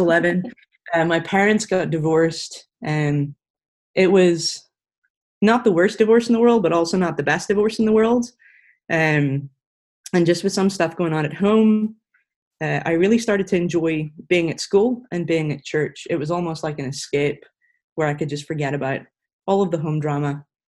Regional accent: Ireland; now in Franklin, United States; It should be easy to tell us apart because I'm Irish, so the accent's different. I have been living in the U.S. for the last, it'll be 5 years this July.

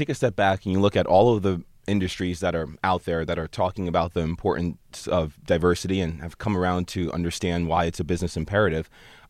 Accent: Basking Ridge, New Jersey, United States; I grew up in a town called Basking Ridge in New Jersey.

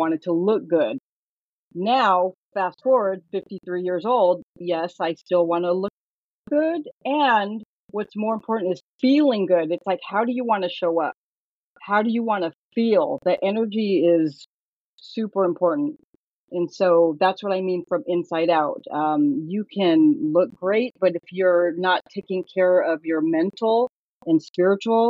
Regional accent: Northern California, United States; I was born and raised in Northern California

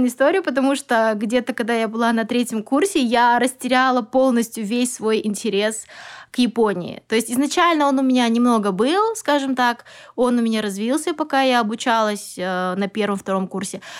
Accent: Kazakhstan; also born or lived in Almaty; Вообще, я родом из Казахстана, и я училась в городе Алматы по специальности а, японист, востоковед.

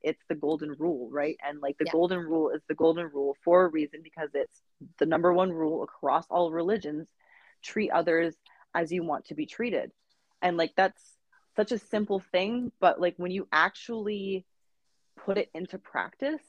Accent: Canada; being Canadian

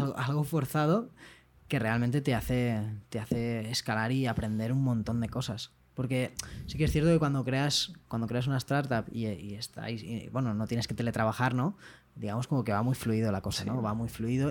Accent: Valencia, Valencian Community, Spain; Enrique y yo somos de Valencia

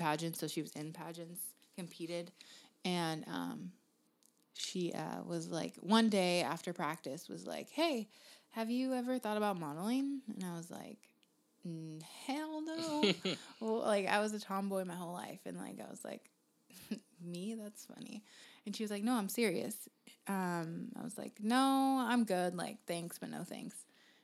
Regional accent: Tacoma, Washington, United States; I am from Tacoma. Yeah. I wasn't born in Tacoma, but I've been here since I was about 6 years old

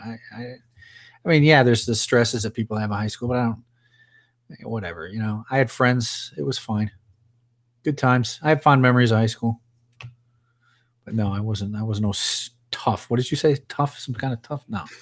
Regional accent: Chicago, Illinois, United States; moved away as an adult; Both Melissa and I are from Illinois. We're from around Chicago

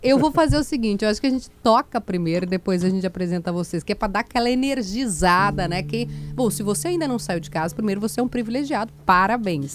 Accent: Rio Grande do Sul, Brazil; moved away as an adult; also born or lived in Brasília; Eu morei fora há quatro anos. Quando a gente sai daqui, a gente fica mais gaúcho.

